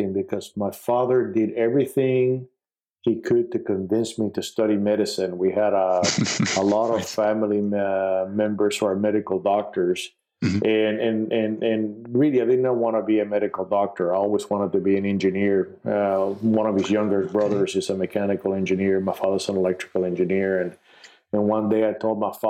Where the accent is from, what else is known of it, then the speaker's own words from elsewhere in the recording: Puerto Rico; I was born in Puerto Rico, which is part of the United States